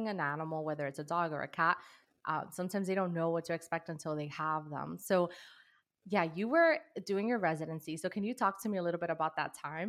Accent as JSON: {"language": "English", "town": "New York City", "region": "New York", "country": "United States", "said": "I'm from New York City, Dominican American"}